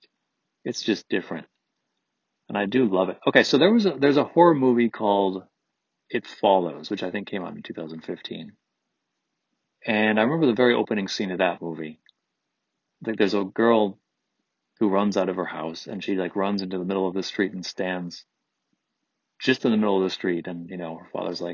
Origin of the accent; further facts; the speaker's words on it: Troy, Michigan, United States; where I grew up in Troy